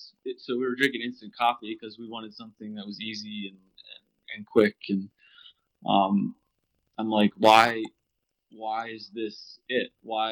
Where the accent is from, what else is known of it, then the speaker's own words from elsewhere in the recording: Pennsylvania, United States; born and raised in Pennsylvania, which is you know, so grew up a hunter